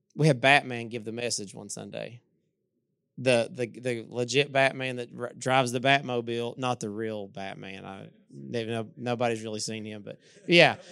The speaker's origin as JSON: {"language": "English", "town": "Inez", "region": "Kentucky", "country": "United States", "also_born_or_lived": "Louisa", "said": "I'm from Louisa. I'm from, actually, I'm from Inez, even smaller than Louisa."}